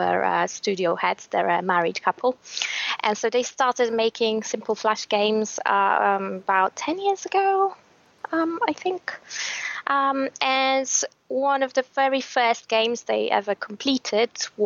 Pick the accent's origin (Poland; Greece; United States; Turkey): Poland; English is a second language